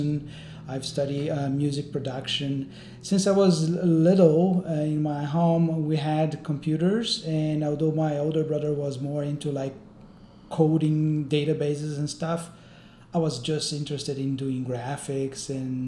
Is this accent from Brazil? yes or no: yes; Brazil; moved away; I'm also Brazilian